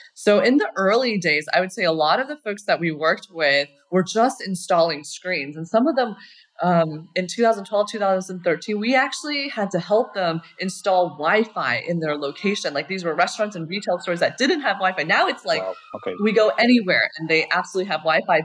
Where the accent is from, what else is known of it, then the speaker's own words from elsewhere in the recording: Colorado, United States; moved away as an adult; also born or lived in Berkeley, California; I grew up in Colorado